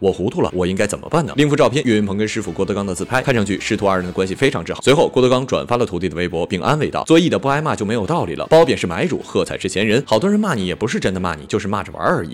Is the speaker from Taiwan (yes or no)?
no; Northeast China, China; 作为一个东北人